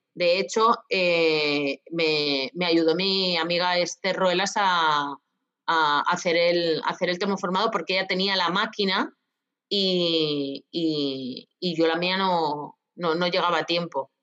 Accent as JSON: {"language": "Spanish", "region": "Castilla-La Mancha", "country": "Spain", "said": "mi tierra, que las, que las almendras es el fruto seco que más, que más tenemos aquí en Castilla-La Mancha"}